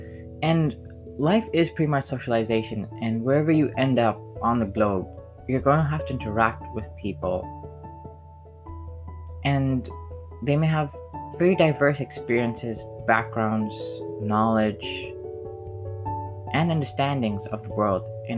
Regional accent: Zambia; I wasn't Zambian, but I was born in Zambia, and I was told that I was Zambian. I sung the Zambian national anthem. My friends were Zambian.

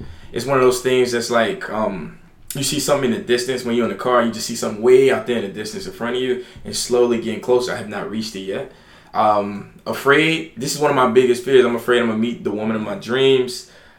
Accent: Alabama, United States; now in New York, United States; I came to New York from Alabama.

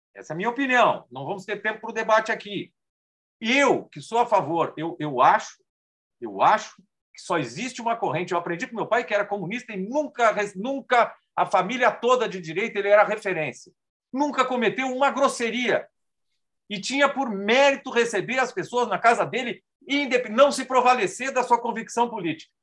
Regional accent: Rio Grande do Sul, Brazil; now in São Paulo, Brazil; minha infância no Rio Grande do Sul, passa pela minha migração para São Paulo

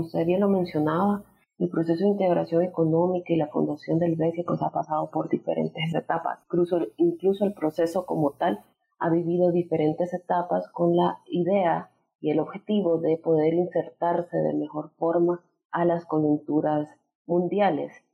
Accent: El Salvador; soy economista salvadoreña

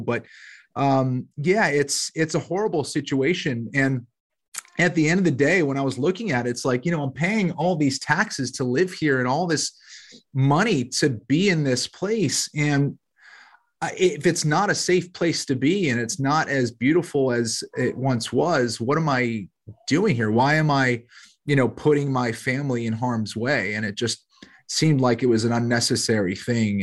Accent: Boston, Massachusetts, United States; also born or lived in Los Angeles / South Carolina; now in Charlotte, United States; from Boston originally. I'm in Charlotte, North Carolina now.

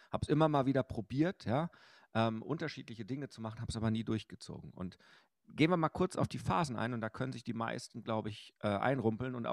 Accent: Bochum, North Rhine-Westphalia, Germany; ich bin ja groß geworden im Fotogeschäft meines Vaters in Bochum-Wattenscheid.

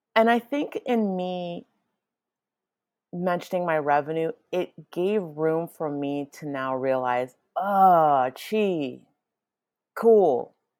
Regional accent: Nigeria; I am Nigerian

